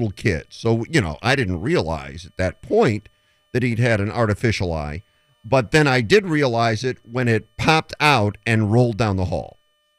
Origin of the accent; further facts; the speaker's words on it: Phoenix, Arizona, United States; also born or lived in Detroit, Michigan; I was born in Detroit, but then grew up in Phoenix.